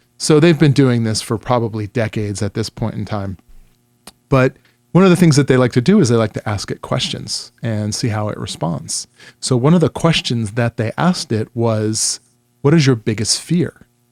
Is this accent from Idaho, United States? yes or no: no; New York, United States; I grew up in New York